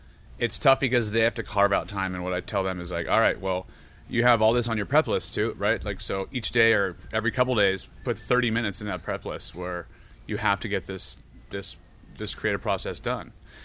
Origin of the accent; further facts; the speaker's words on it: California, United States; from Orange County, California. I want to make my own food, and I want to do it my way.